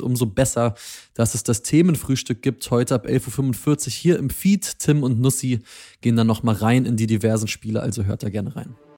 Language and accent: German; Stuttgart, Baden-Württemberg, Germany; Ich als Stuttgarter